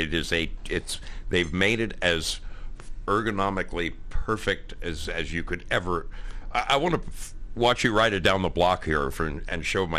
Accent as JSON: {"language": "English", "region": "Oregon", "country": "United States", "said": "I was in North Carolina, and I'm from Oregon, where it rains, you know, 3 out of 7 days a week"}